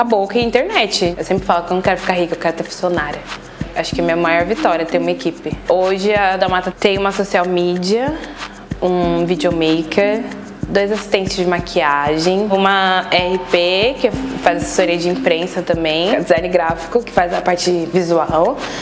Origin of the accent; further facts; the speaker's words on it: Araraquara, São Paulo, Brazil; Eu sou de Araraquara, minha mãe me teve com 20 anos